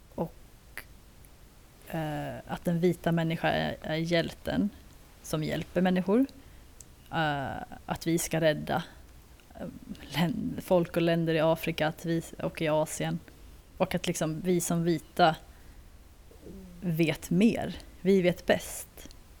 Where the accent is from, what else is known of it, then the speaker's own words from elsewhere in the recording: Sweden; jag är ju andra generationens invandrare till Sverige